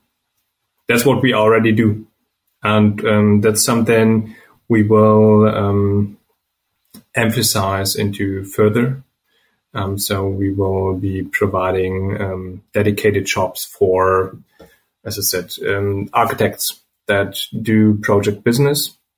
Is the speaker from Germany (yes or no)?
yes; Germany; English is a second language; We're from Germany. We grew up here.